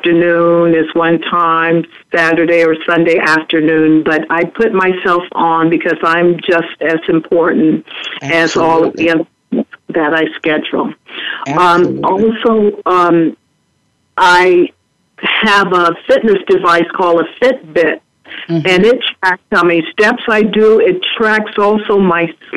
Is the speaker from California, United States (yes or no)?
no; Seattle, Washington, United States; moved away; Seattle's my hometown